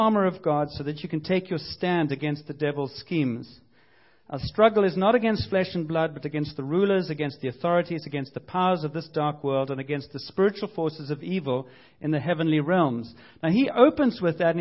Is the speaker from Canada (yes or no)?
no; United Kingdom; I'm British